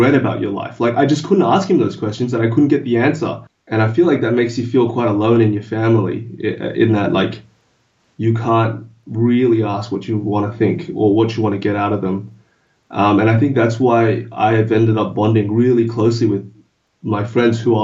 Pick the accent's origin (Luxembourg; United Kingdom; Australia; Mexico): Australia; first language English